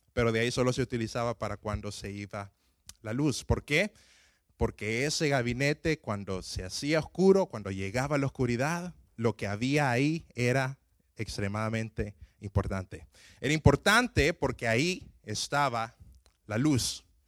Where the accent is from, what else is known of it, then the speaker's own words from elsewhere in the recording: Honduras; moved away; yo crecí en Honduras